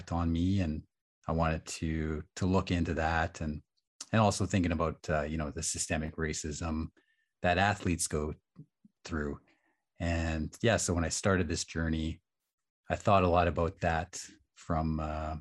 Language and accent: English; Nanaimo, British Columbia, Canada; also born or lived in Edmonton, Alberta / Musqueam; I was born in Edmonton and I lived there for several years. So I was about 8, and then I moved to Nanaimo, and spent the winters in the school year rather in Nanaimo